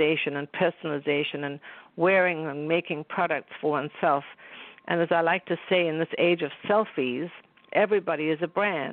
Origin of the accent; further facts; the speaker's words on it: South Africa; moved away; growing up in South Africa